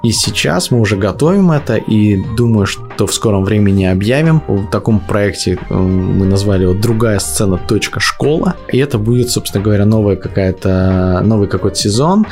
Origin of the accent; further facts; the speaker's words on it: Yakutsk, Sakha Republic, Russia; Город Якутск мне близкий, я родился в Якутске, немножко знаю эту территорию